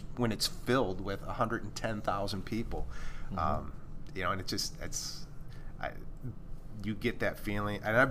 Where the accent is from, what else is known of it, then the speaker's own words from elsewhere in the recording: Michigan, United States; Growing up in Michigan